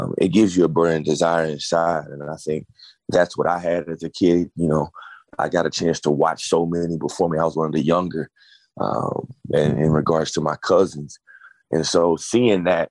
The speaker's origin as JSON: {"language": "English", "town": "Grapevine", "region": "Texas", "country": "United States", "tie": "born or raised there", "said": "Born and raised in Grapevine, Texas"}